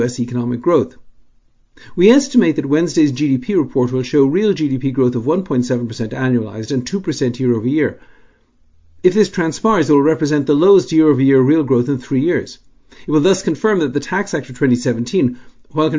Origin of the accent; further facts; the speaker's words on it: Dublin, Leinster, Ireland; As a child growing up in Dublin